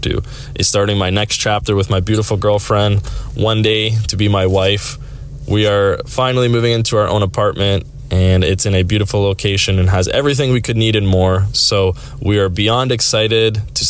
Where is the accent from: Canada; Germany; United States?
Canada; Sarnia, Ontario; also born or lived in Whitby, Ontario; my hometown is Sarnia, which is 3 hours from there